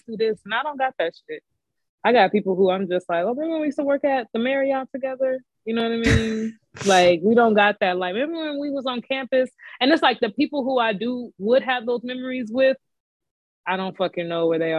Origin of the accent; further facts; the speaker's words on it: Washington, United States; moved away as an adult; I came from Washington State